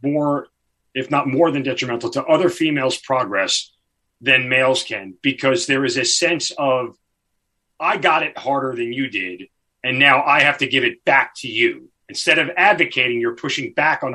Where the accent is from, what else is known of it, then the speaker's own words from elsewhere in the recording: New York, United States; I'm from New York